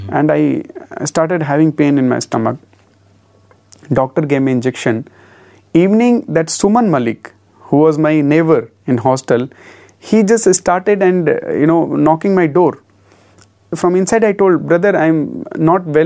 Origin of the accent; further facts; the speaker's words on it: Bijuri, Madhya Pradesh, India; moved away as an adult; also born or lived in Indore / Puttaparthi; I am from Bijuri.